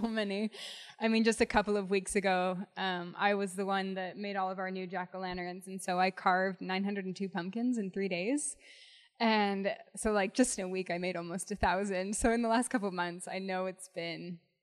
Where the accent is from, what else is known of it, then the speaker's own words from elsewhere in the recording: St. George, Utah, United States; also born or lived in Salt Lake City, Utah; I grew up in St. George, Utah.